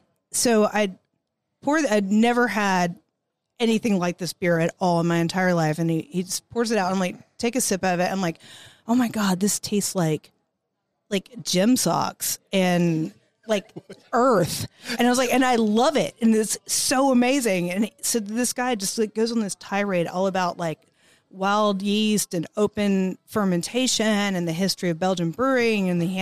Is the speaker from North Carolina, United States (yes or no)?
yes; Huntersville, North Carolina, United States; I grew up in the Charlotte area, Huntersville specifically.